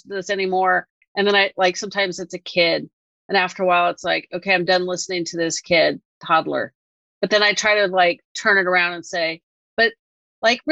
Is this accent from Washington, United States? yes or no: no; Northern California, United States; I'm from Northern California and I'm not that far from Berkeley